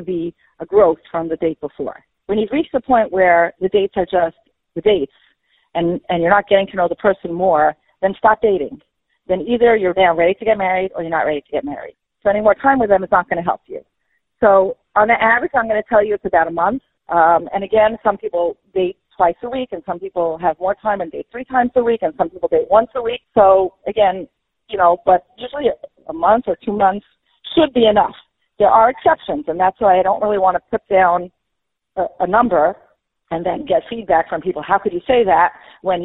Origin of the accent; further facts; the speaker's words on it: New York City, New York, United States; I grew up in Flatbush